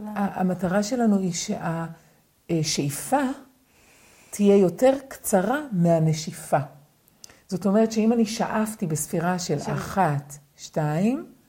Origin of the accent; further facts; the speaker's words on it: Israel; גדלתי בקיבוץ, בלינה משותפת